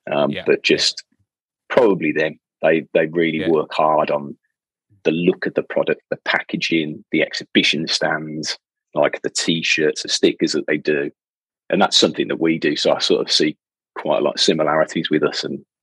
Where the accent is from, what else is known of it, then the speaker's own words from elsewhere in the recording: Birmingham, West Midlands, United Kingdom; from Birmingham, so I can't do anybody else's accent.